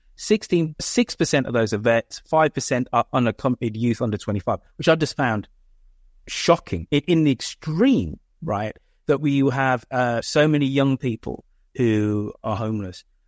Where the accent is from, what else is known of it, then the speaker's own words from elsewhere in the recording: United Kingdom; also born or lived in San Francisco, United States / Oakland, United States; as a Brit going there for the first time in twenty fourteen